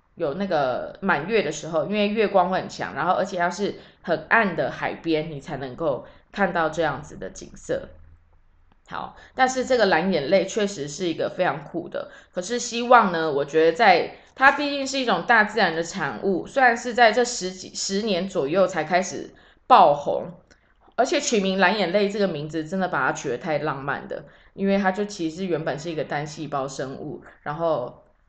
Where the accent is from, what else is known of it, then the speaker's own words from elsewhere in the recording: Taiwan; 都是生活在中华民国的人